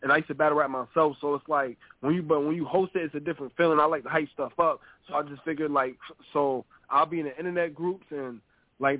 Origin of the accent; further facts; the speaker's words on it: Syracuse, New York, United States; also born or lived in Holyoke, Massachusetts; I'm from Syracuse, New York.